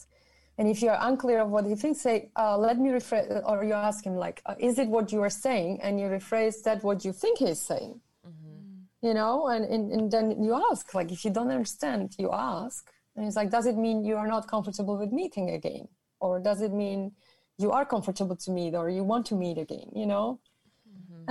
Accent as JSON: {"language": "English", "country": "Germany", "tie": "born or raised there", "moved": "yes", "said": "I'm from Europe. So in my country or where I'm from, and like I grew up in Germany"}